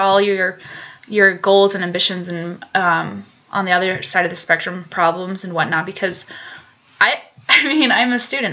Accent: Colorado Springs, Colorado, United States; now in Boulder, United States; I grew up in Colorado, down Colorado Springs, so a couple hours south of Boulder.

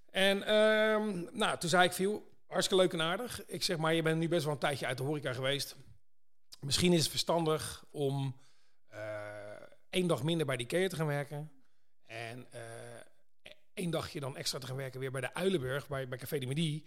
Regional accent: Pijnacker, South Holland, Netherlands; ik kom uit Pijneker

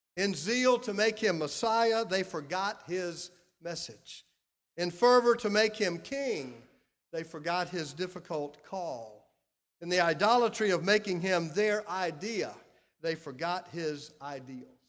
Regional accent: Clinton, South Carolina, United States; I grew up in Clinton, South Carolina

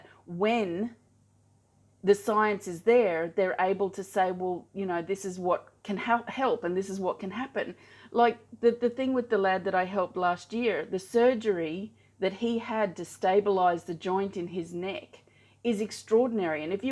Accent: Australia; I'm Australian, I live in Australia

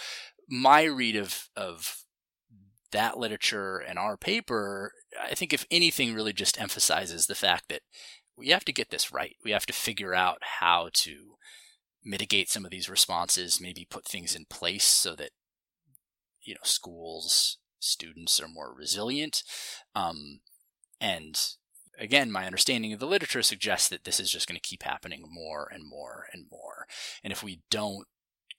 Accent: Montana, United States; now in Los Angeles, United States; I grew up in Montana and now live in Los Angeles

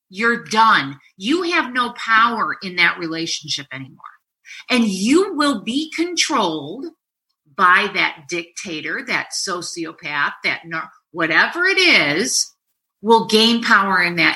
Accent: New York, United States; I'm a New Yorker.

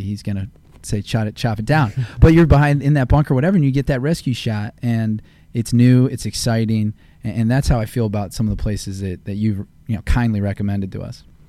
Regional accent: Akron, Ohio, United States; moved away; I'm a transplant. You know, I grew up in Akron, Ohio

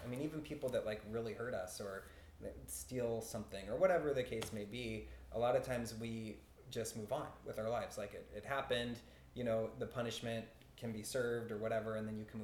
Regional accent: Kent, Washington, United States; In Kent

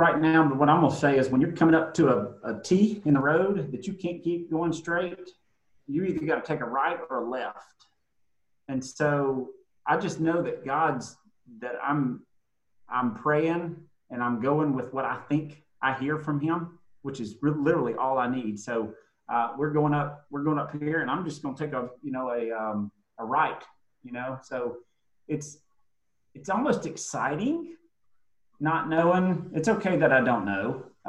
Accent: Jackson, Mississippi, United States; we're moving from Jackson, Mississippi. I'm, like I said earlier, I'm a fourth generation Mississippi, born and raised.

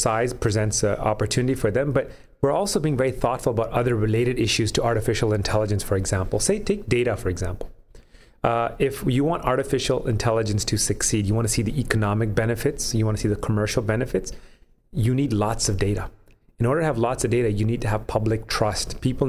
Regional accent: Canada; some of the challenges that I recall growing up in Canada, dealing with my peers as well when we graduated from university

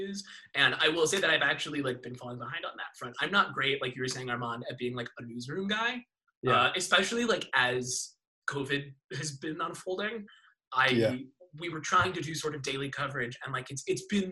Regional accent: Oregon, United States; moved away as an adult; also born or lived in Boston; now in Portland, United States; I'm from Oregon. I grew up in like a log cabin out in the woods.

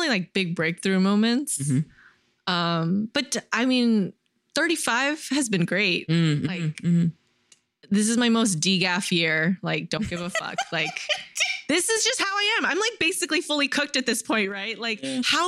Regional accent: San Jose, California, United States; also born or lived in New York; the San Jose Museum of Art, so my hometown contemporary art museum

